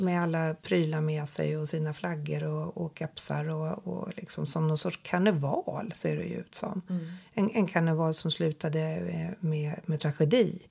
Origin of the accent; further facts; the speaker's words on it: Sweden; vi tänker som svenskar